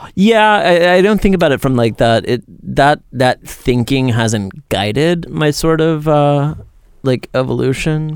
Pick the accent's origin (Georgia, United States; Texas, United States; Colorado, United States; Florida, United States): Georgia, United States; outside Atlanta; I grew up twenty minutes outside of Atlanta